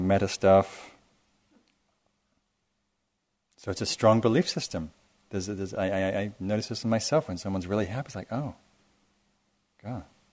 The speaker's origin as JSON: {"language": "English", "region": "England", "country": "United Kingdom", "tie": "born or raised there", "moved": "yes", "lives_now": "United States", "said": "I grew up in England"}